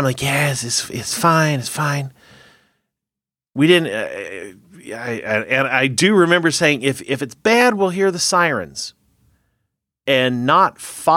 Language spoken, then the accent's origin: English; Oklahoma, United States; as a kid growing up in Oklahoma